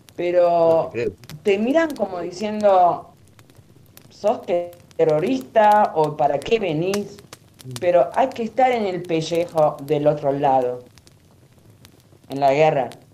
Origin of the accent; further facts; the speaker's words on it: Lebanon; now in Argentina; nací en Líbano, del año 1960 por ahí